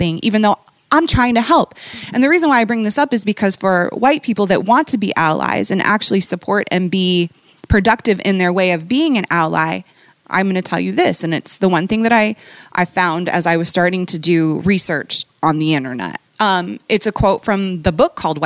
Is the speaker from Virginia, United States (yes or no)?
no; Bellevue, Washington, United States; also born or lived in Baltimore / Manhattan, New York; now in Chicago, United States; I grew up in Seattle, in a suburb outside of Seattle called Bellevue